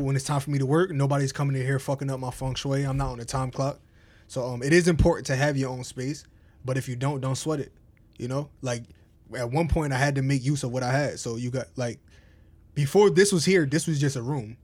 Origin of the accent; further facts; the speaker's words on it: Albany, New York, United States; also born or lived in Englewood, New Jersey; from Jersey, I moved to upstate New York, Albany